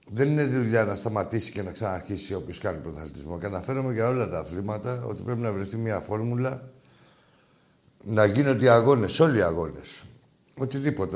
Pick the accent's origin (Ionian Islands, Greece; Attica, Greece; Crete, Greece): Attica, Greece; Piraeus; μεγάλωσα στην Αγία Σοφιά, έτσι στα μανιάτικα